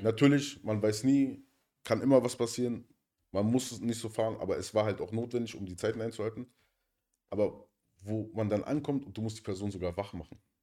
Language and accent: German; Berlin, Germany; da, wo ich herkomme, aus Neukölln